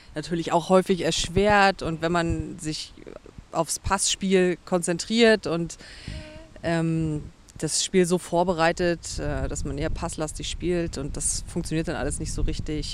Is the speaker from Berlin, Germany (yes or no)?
no; Schönberg, Mecklenburg-Vorpommern, Germany; moved away as an adult; now in Hamburg, Germany; Ursprünglich komme ich aus Mecklenburg-Vorpommern